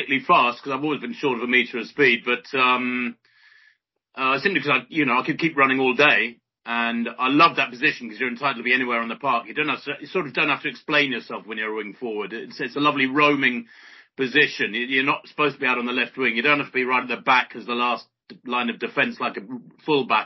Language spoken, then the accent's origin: English; Sussex, South East England, United Kingdom; also born or lived in North London; I was born in North London and then moved down to Sussex when I was one